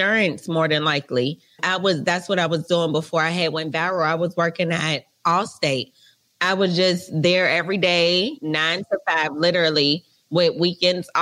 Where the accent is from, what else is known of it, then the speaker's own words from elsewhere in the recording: Charlotte, North Carolina, United States; also born or lived in Atlanta, Georgia; now in Los Angeles, United States; I'm from Charlotte, North Carolina.